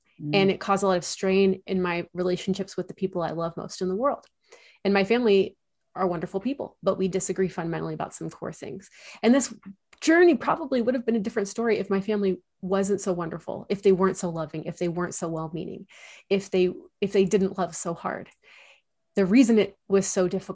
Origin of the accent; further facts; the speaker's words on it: Central Coast of California, United States; moved away as an adult; also born or lived in Chicago area; I grew up in the Central Coast of California